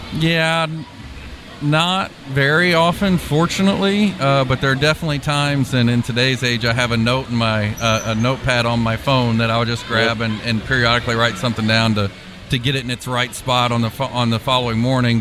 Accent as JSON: {"language": "English", "town": "Louisville", "region": "Kentucky", "country": "United States", "also_born_or_lived": "Indianapolis, Indiana / Purdue (Indiana)", "moved": "yes", "said": "I'm originally from Louisville, Kentucky"}